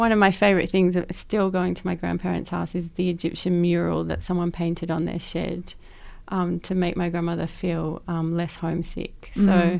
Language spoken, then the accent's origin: English; Sydney, New South Wales, Australia; I grew up in Western Sydney